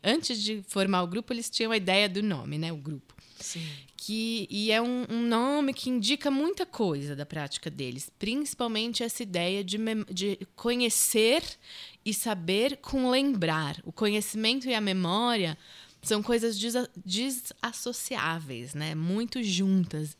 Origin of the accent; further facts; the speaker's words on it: Brazil; Eu nasci no Brasil, minha mãe mora aqui há 40 anos.